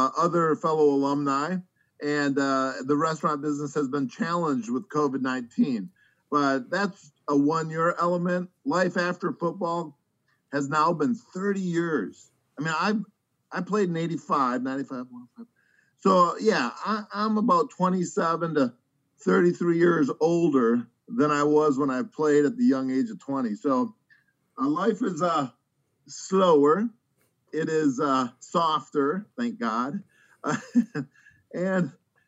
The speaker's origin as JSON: {"language": "English", "region": "Wisconsin", "country": "United States", "tie": "born or raised there", "said": "I grew up in Wisconsin, so I can kind of consider myself a northerner."}